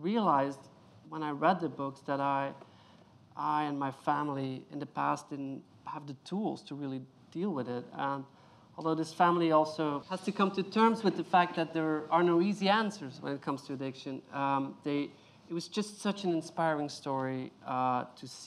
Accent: Belgium; I come from Belgium

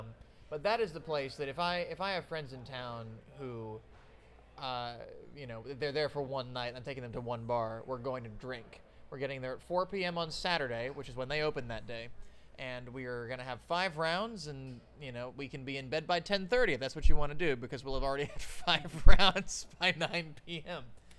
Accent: Boston, Massachusetts, United States; Born and raised in the Boston area, I have lived in Middlesex County, Massachusetts, my entire life aside from college.

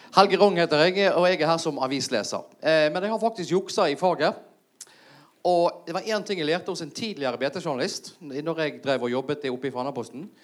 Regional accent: Bergen, Vestland, Norway; meg som bergenser

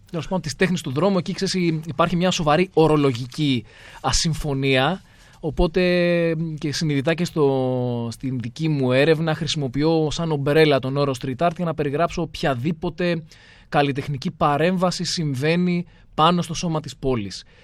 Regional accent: Athens, Attica, Greece; την αγαπώ την Αθήνα. Και το λέω δηλαδή, ξέρεις, με όση βαρύτητα μπορώ να δώσω. Είναι η πόλη μου. Μ' αρέσει. Έχω μεγαλώσει σε αυτήν για διάφορους λόγους ε, οικογενειακούς, επαγγελματικούς.

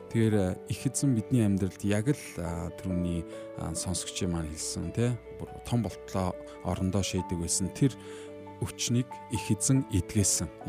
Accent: Darkhan, Darkhan-Uul, Mongolia; би бол дарханд төрж өссөн.

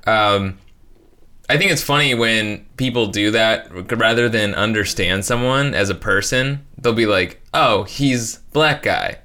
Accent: northern Indiana, United States

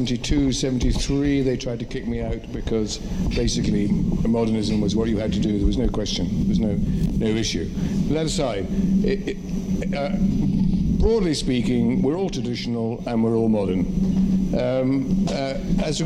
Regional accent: England, United Kingdom; I identify myself as being English

